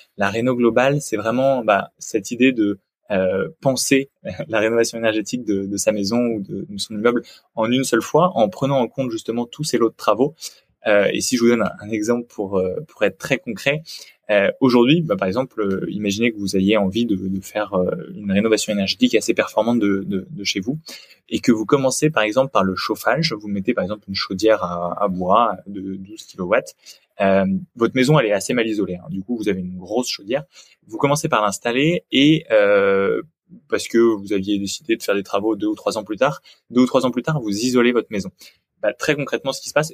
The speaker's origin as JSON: {"language": "French", "area": "Picardy, near Senlis", "region": "Hauts-de-France", "country": "France", "tie": "born or raised there", "said": "j'ai grandi en Picardie. Je viens d'un petit village près de Senlis dans le sud de la Picardie"}